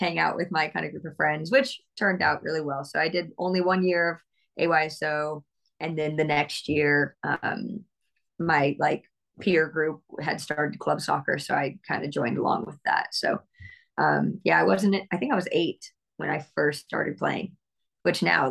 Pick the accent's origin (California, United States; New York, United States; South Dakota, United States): California, United States; Bay Area, Northern; also born or lived in New Jersey; I was born in New Jersey, surprisingly enough. But I was definitely raised in Northern California.